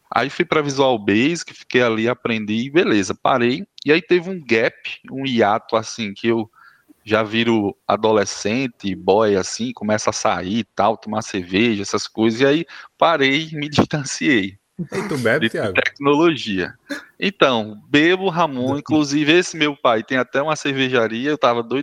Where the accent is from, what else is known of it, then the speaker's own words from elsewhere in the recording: Campina Grande, Paraíba, Brazil; Vamos é o seguinte, eu sou de Campina Grande, né?